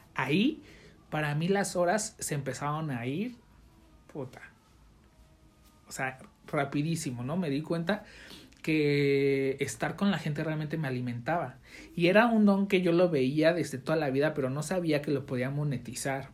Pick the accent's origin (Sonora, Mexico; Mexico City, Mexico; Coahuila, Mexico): Mexico City, Mexico; now in Jalisco, Mexico; yo soy de la Ciudad de México